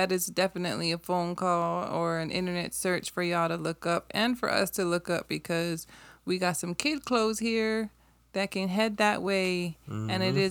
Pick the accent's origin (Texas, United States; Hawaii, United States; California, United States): Hawaii, United States; Like most people who are born and raised in Hawaii, I can say for the people that I know, and a lot of people that I know born and raised in Hawaii, we're great.